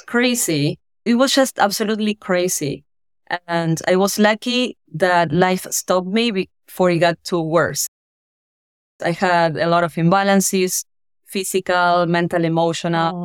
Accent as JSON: {"language": "English", "town": "General Belgrano", "region": "Buenos Aires Province", "country": "Argentina", "tie": "born or raised there", "moved": "as an adult", "lives_now": "United States", "said": "I'm from Argentina, from a small town called General Belgrano. And I moved to Buenos Aires at the age of eighteen to study."}